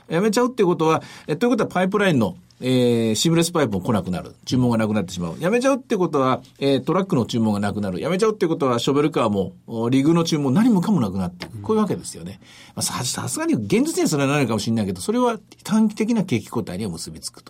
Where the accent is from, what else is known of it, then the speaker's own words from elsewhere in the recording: Osaka, Japan; 地元大阪なんでね